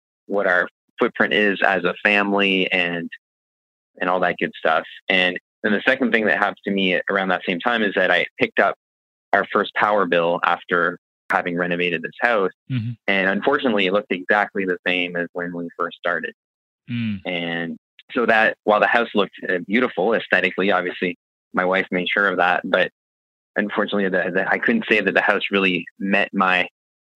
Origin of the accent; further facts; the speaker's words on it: Fredericton, New Brunswick, Canada; I'm from Fredericton, New Brunswick originally. It's also where our company is headquartered. So I was born and raised here